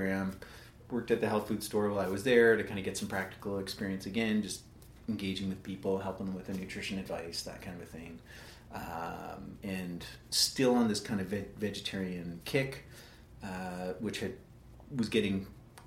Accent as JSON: {"language": "English", "town": "Calgary", "region": "Alberta", "country": "Canada", "tie": "born or raised there", "said": "born and raised in Northwest Calgary"}